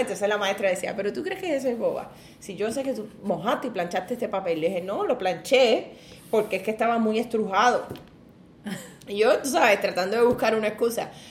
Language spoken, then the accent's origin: Spanish; Ponce, Puerto Rico; viví pues en un caserío, ahí fue donde me crié, en Ponce, en el caserío Pedro Rosalí